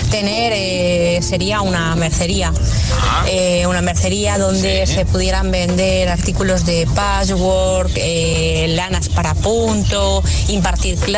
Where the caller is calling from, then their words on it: Dos Hermanas, Andalusia, Spain; Hola, buenas tardes. … de Dos Hermanas Sevilla.